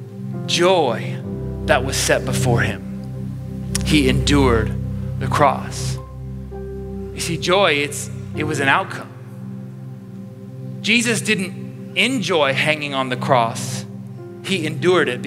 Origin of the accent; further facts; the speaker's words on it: Chicago, Illinois, United States; moved away as an adult; now in Orange County, United States; being from Chicago